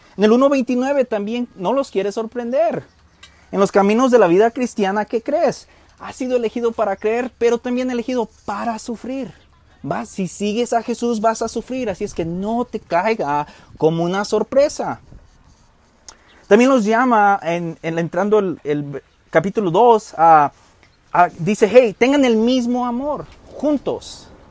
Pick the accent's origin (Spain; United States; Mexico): United States; moved away; crecí en Estados Unidos